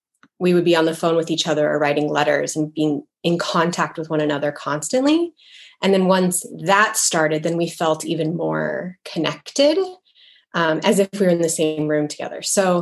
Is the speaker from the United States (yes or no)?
yes; Midwest, United States; also born or lived in Israel / West Coast; I feel that I'm mostly American. I was born in America. But I also lived in Israel for almost 3 years when I was younger in elementary school. So growing up in a home with a mother who was American and her whole family lived in America